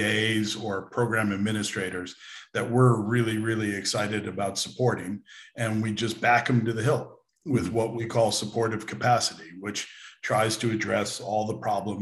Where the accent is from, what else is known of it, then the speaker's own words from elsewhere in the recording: United States; also born or lived in Bermuda / London / Europe; I grew up in America